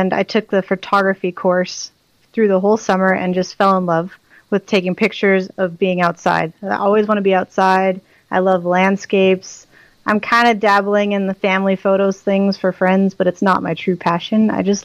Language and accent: English; Phoenix, Arizona, United States; moved away as an adult; now in Saskatchewan, Canada; I am originally from Phoenix, Arizona, born and raised there